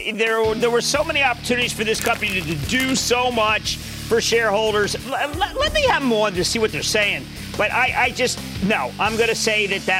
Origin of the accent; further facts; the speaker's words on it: New Jersey, United States; my home state of New Jersey.